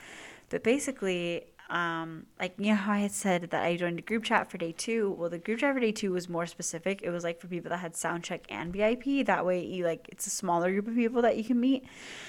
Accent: California, United States; we know we're the same age, we're both from SoCal

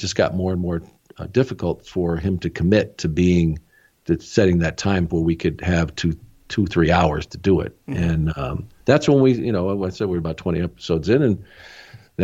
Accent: small town near Tucson, Arizona, United States; moved away; I grew up in a small town. We didn't have anything that resembled Major League Baseball. We had the Tucson Toros.

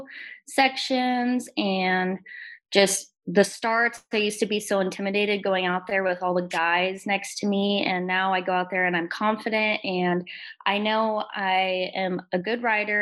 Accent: Lake Havasu City, Arizona, United States; born or raised there

